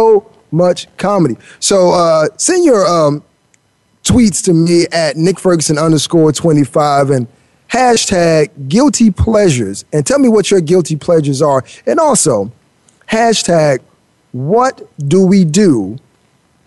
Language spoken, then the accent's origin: English; Miami, Florida, United States; I grew up in Miami, right? And I grew up in the rough part of Miami, and I've seen a lot